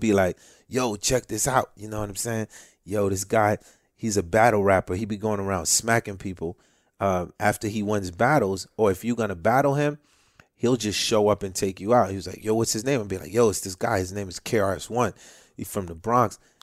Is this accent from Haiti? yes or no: yes; Haiti; now in United States; I'm from Haiti, you know, Cuba, it's all in my blood